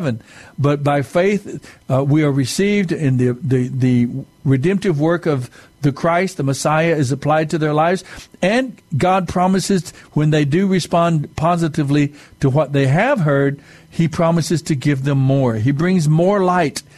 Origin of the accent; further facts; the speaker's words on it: Mescalero Apache reservation, southern New Mexico, United States; I'm Native American. I'm Mescalero Apache from the reservation in southern New Mexico